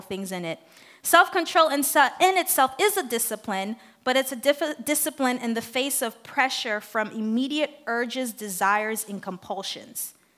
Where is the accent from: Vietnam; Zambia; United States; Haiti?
Haiti; English is a second language; moved away; I'm from Haiti. I'm used to the culture. I'm used to the people.